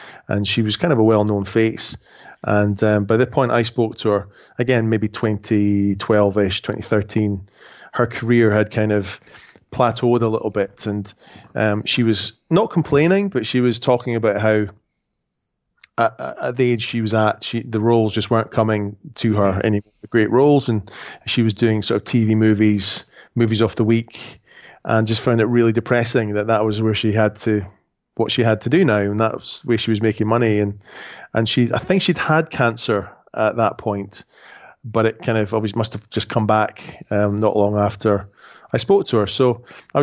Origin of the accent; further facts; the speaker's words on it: Edinburgh, Scotland, United Kingdom; also born or lived in Scottish Highlands; I was born in Edinburgh, which is the capital of Scotland. But when I was 10, we moved to the Highlands.